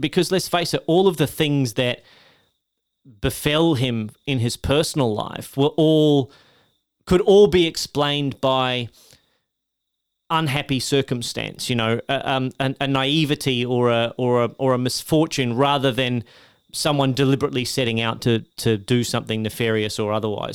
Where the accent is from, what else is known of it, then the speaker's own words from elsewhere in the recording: Australia; as an Australian